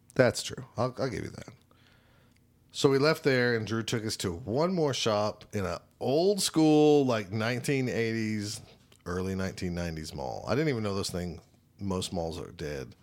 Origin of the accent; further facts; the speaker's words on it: Choctaw, Oklahoma, United States; I'm from Choctaw